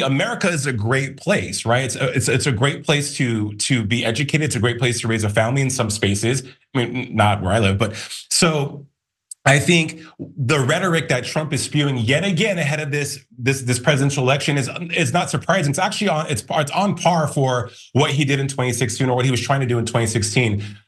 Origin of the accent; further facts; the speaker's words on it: Albuquerque, New Mexico, United States; I'm from Albuquerque, New Mexico